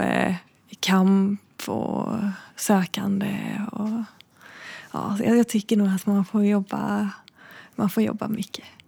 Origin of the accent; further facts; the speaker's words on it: Backaryd, Blekinge, Sweden; jag är uppvuxen eh, utanför Backaryd, utanför ett jättelitet samhälle som heter Bäckasjögärde, som nästan ingen känner till.